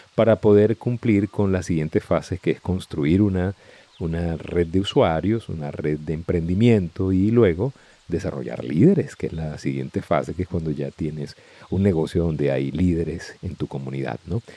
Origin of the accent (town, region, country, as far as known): Venezuela